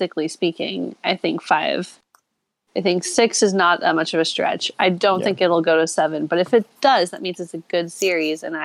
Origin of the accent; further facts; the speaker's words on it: Colorado, United States; growing up in Colorado